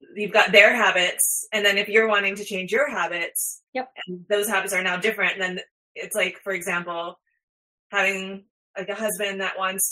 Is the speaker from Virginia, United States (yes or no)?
no; Houston, Texas, United States; moved away; also born or lived in New York City; I grew up in Houston